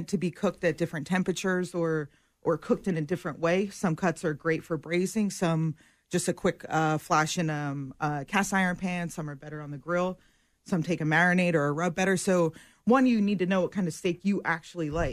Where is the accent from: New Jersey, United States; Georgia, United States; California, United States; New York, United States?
New Jersey, United States; Phillipsburg; moved away; We had pickleball growing up in high school, Phillipsburg, New Jersey, Pittsburgh. Shout out to my hometown.